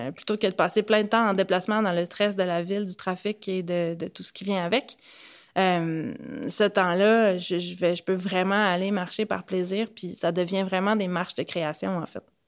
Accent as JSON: {"language": "French", "area": "Gaspésie", "region": "Quebec", "country": "Canada", "also_born_or_lived": "Montreal", "moved": "as an adult", "said": "de chez nous en Gaspésie"}